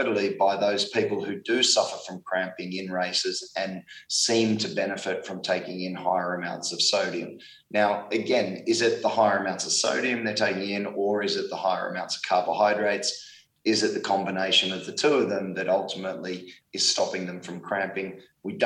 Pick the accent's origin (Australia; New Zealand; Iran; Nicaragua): Australia; being Australian